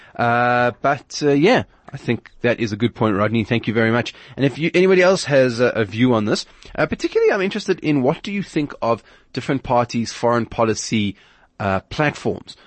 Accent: South Africa

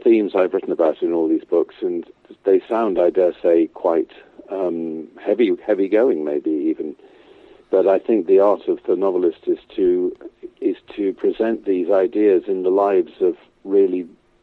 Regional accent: England, United Kingdom; growing up in England

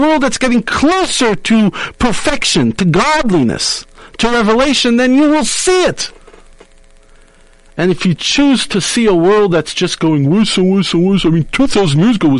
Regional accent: South Africa; as a Jew, as a South African

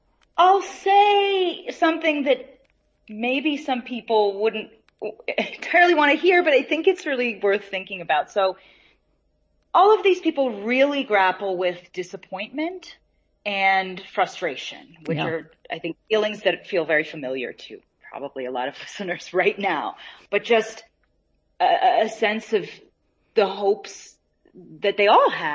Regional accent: South Africa; I'm South African, why should I read a book of South Africa that has a historical element to it of South African stories?

